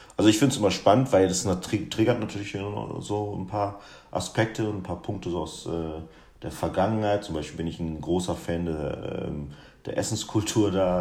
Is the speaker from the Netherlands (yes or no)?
no; Guinea; now in Germany; ein Gericht aus meiner Heimat